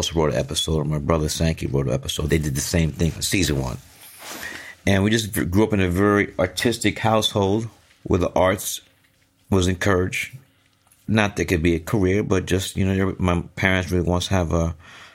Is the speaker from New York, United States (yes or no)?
yes; New York City, New York, United States; born or raised there; also born or lived in Atlanta, Georgia